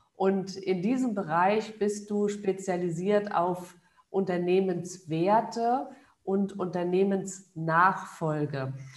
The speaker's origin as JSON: {"language": "German", "country": "Germany"}